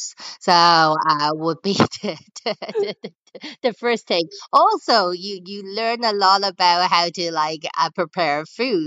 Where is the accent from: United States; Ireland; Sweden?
Ireland; Dublin, Leinster; I was born and raised here.